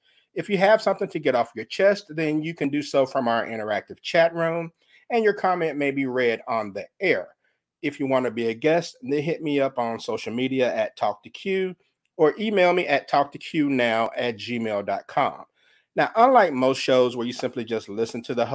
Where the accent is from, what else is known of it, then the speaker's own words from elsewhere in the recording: Mississippi, United States; my home state, the Magnolia State of Mississippi